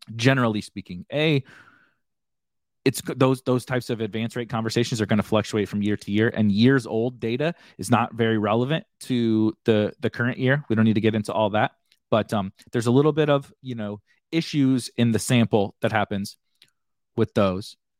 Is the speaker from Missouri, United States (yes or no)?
yes; St. Louis, Missouri, United States; I'm from St. Louis